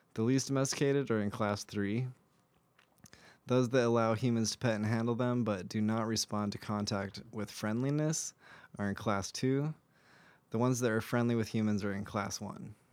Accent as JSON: {"language": "English", "country": "United States", "said": "as an American"}